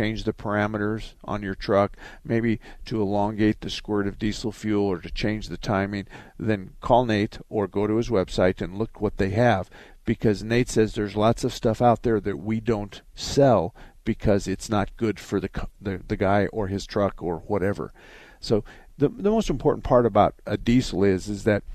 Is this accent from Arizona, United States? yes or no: yes; Arizona, United States; I was born and raised in Arizona.